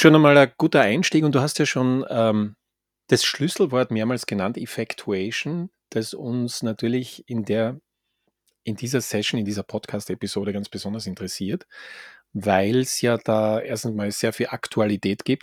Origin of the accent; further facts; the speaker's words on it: Graz, Styria, Austria; now in Vienna, Austria; aus meiner Heimat Gemeinde, hätte ich jetzt fast gesagt, Heimatstadt Graz.